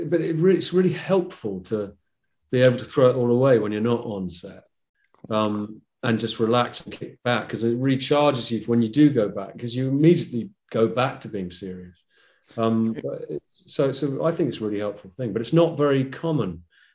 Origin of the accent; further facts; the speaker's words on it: England, United Kingdom; I'm English playing